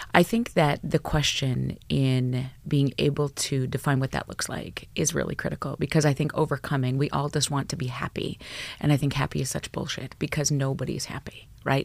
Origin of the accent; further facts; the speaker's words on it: Alberta, Canada; I grew up in Alberta, small town Alberta